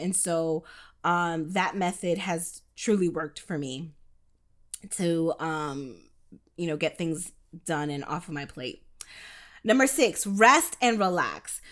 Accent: New York, United States; now in Florida, United States; I do reside in the state of Florida, but I was born in New York and most of my family is still there

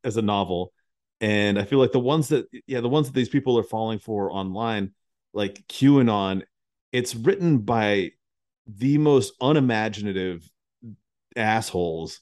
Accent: United States; as an American

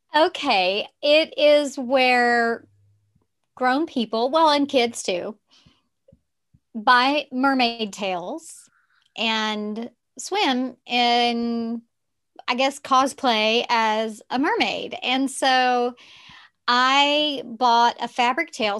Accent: Texarkana, United States; accent: Southern; also born or lived in Arkansas; I grew up in the South, in Texarkana, which is on the border of Texas and Arkansas

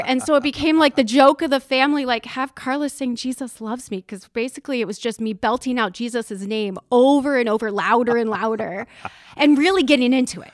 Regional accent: Hartville, Ohio, United States; I grew up in Northeast Ohio. I'm from a little town called Hartville, Ohio

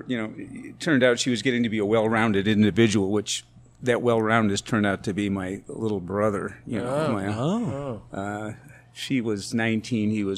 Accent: Park Forest, Illinois, United States; also born or lived in Chicago / Evanston; I was born in Chicago, South Side. Lived in Park Forest on the far south suburbs till I was about in seventh grade. Then went to Evanston, went to high school there

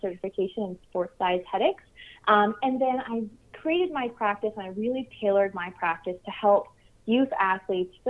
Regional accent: New York, United States; also born or lived in Long Island, New York; I'm originally from New York

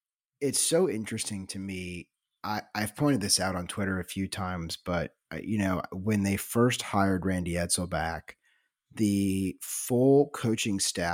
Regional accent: Midwest, United States; also born or lived in Southeast; I was born in the Midwest and I grew up going to football games at Mizzou in Nebraska.

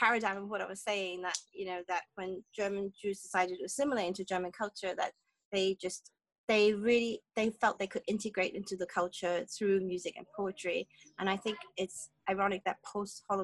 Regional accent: Hong Kong; I'm from Hong Kong

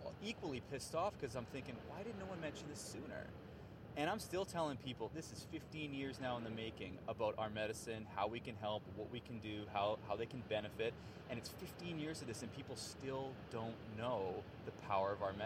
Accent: Canada; I'm a Canadian born and raised

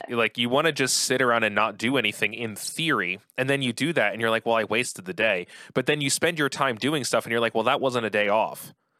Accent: outside of Philadelphia, Pennsylvania, United States; I grew up outside of Philly

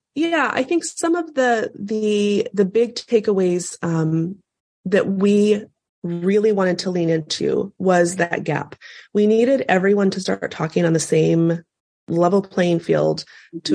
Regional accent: North Platte, Nebraska, United States; I was born and raised in North Platte, Nebraska

